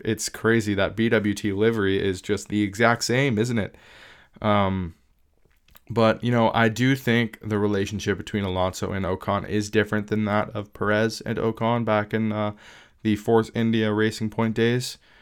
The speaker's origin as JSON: {"language": "English", "region": "Southwestern Ontario", "country": "Canada", "said": "I am from Southwestern Ontario"}